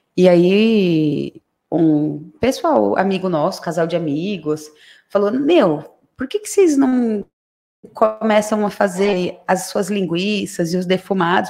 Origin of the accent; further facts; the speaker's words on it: Santos, São Paulo, Brazil; moved away as an adult; now in São Roque, Brazil; eu sou santista